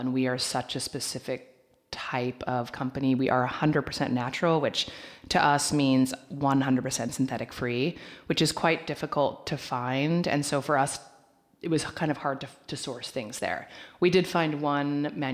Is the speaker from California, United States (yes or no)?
no; Oregon, United States; moved away as an adult; also born or lived in New York; now in Los Angeles, United States; I was raised in Oregon.